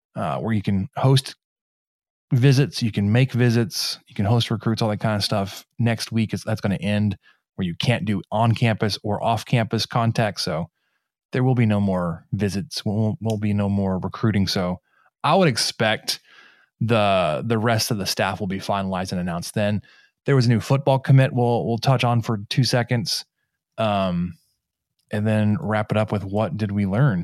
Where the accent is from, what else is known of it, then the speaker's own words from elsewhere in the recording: Mesquite, Texas, United States; my hometown, Mesquite, Texas